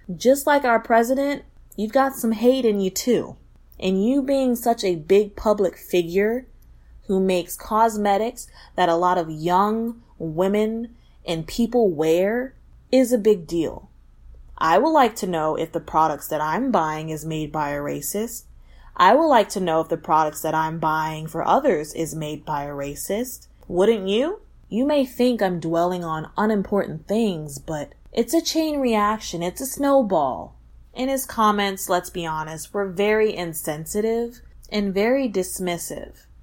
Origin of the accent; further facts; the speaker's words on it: Texas, United States; I'm from Texas